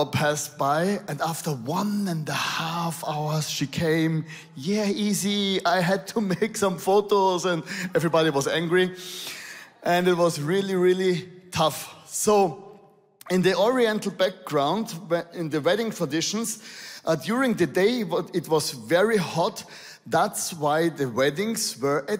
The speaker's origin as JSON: {"language": "English", "country": "Austria", "accent": "Arnold Schwarzenegger English", "second_language": "English", "said": "I'm from Austria."}